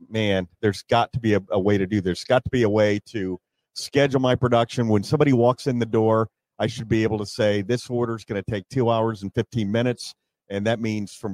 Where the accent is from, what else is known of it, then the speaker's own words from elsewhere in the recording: Scottsdale, Arizona, United States; my hometown